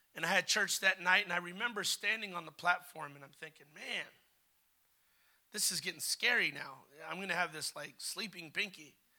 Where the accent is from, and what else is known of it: United States